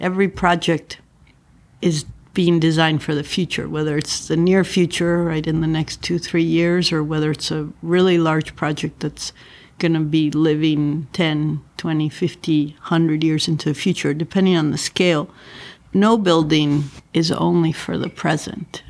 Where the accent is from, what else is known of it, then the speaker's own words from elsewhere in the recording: Mexico City, Mexico; also born or lived in Northeast US / San Francisco; now in Los Angeles, United States; I grew up in Mexico City